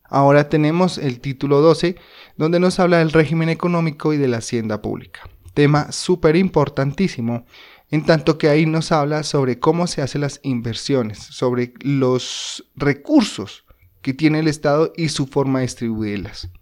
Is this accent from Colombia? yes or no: yes; Colombia; nuestro territorio colombiano